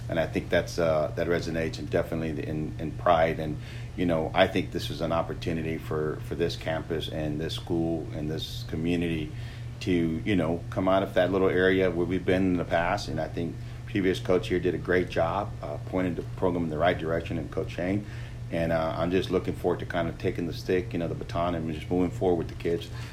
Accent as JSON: {"language": "English", "town": "Eagle Pass", "region": "Texas", "country": "United States", "tie": "born or raised there", "moved": "as an adult", "lives_now": "Lubbock, United States", "said": "I grew up in Eagle Pass"}